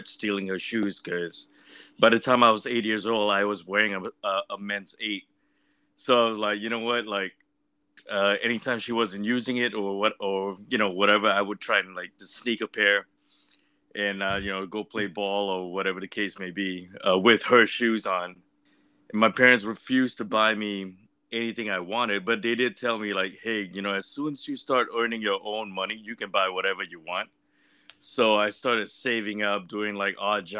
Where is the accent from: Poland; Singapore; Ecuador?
Singapore; moved away; Grew up in Singapore.